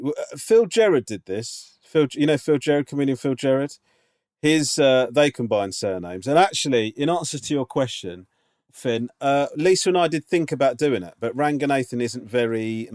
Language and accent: English; England, United Kingdom; now in Birmingham, United Kingdom; I'm English, but my wife is Northern Irish. And after meeting while travelling Australia 10 years ago, we ended up moving to Birmingham, as that's where she decided to go to university, and it's where we have since laid down roots.